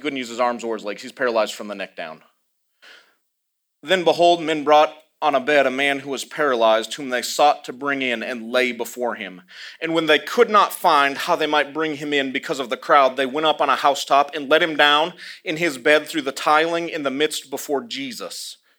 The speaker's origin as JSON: {"language": "English", "region": "Iowa", "country": "United States", "also_born_or_lived": "the South, United States", "accent": "confused, a little bit southern", "said": "I'm from Iowa, but I sound a little bit southern because I lived in the South long enough, and it's confusing when I talk, so..."}